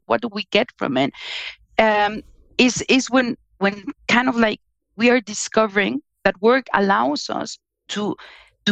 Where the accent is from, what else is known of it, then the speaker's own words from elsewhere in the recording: Mexico; also born or lived in Germany / United States; now in Spain; I'm originally from Mexico. I live in Spain, but I also worked in Germany and in the US.